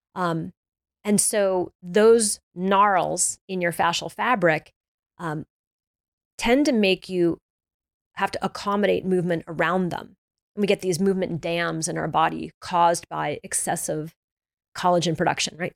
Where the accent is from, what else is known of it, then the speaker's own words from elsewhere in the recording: the South, United States; I'm from the South, we used to eat honey buns